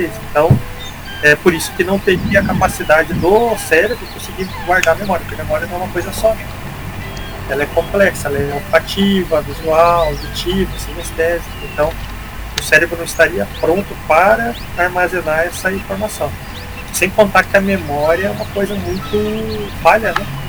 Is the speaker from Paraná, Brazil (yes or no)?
yes; northern Paraná, Brazil; now in Curitiba, Brazil; também não sou aqui do, de Curitiba, sou do norte do Paraná